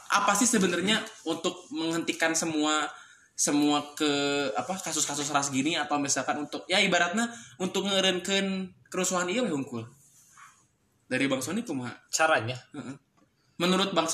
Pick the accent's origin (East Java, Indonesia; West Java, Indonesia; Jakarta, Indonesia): West Java, Indonesia; otomatis kan aing sebagai orang Sunda kuduna gerak gitu ngilu